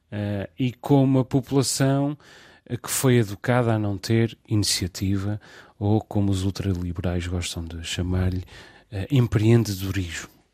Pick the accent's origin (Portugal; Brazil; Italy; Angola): Portugal; Terceira Island, Azores; desta minha ilha terceira